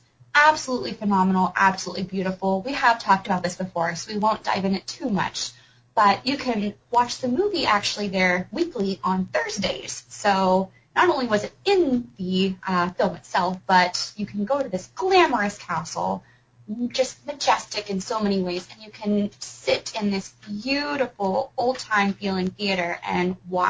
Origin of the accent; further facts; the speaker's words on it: United States; also born or lived in Belfast; at least as an American